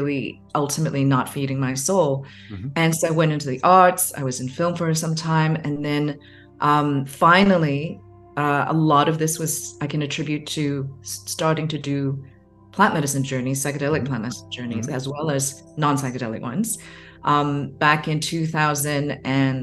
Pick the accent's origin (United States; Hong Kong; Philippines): Hong Kong; growing up in Hong Kong, Chinese family, certain expectations, a much more conservative culture